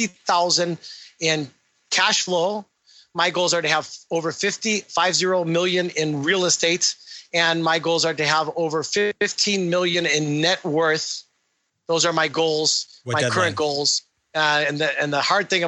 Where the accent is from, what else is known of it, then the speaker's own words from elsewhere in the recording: Illinois, United States; moved away; I'm from Illinois. I'm from Illinois originally.